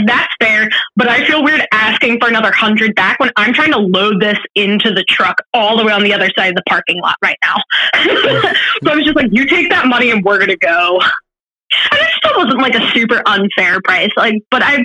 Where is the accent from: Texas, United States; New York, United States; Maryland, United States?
Maryland, United States; Baltimore County; I'm from Baltimore County, and I live in Baltimore City